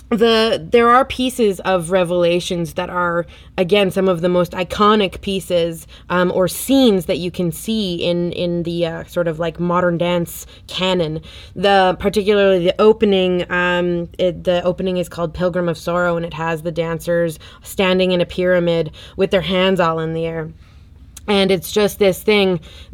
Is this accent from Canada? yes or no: yes; the Prairies, Canada; as a couple of, you know, white kids growing up on the prairies.